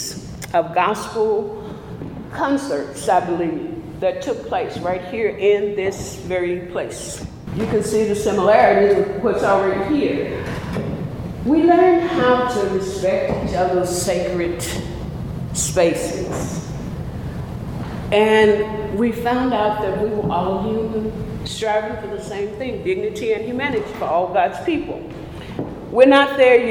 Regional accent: Oxford, Mississippi, United States; I was born in Oxford, Mississippi, 1956. When I was 4 years old, our family attended Jordan Chapel AME Church, a country church

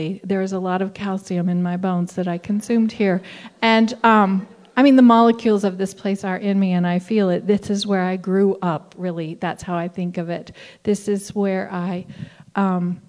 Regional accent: Southern Appalachia, United States; moved away as an adult; also born or lived in Tucson, Arizona; I grew up in Southern Appalachia

